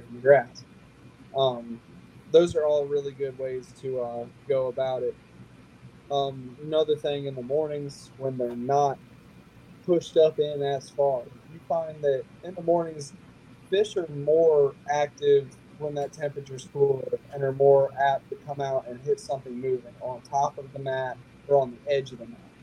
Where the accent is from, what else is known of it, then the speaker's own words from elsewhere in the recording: Lake Murray, South Carolina, United States; Lake Murray has a ton of grass in it, right in my hometown